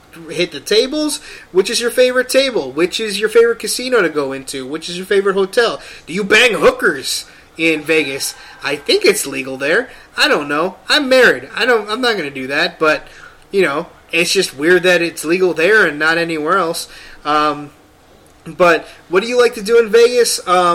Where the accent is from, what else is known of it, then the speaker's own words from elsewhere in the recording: Philippines; I'm Filipino.